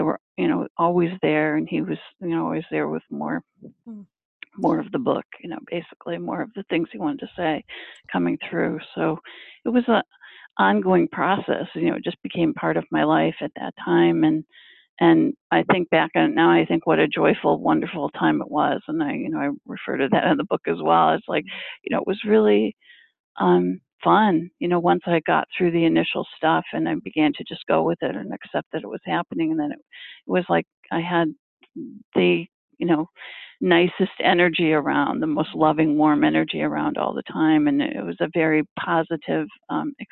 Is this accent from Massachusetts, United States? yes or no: no; Michigan, United States; now in Boston area, United States; growing up in Michigan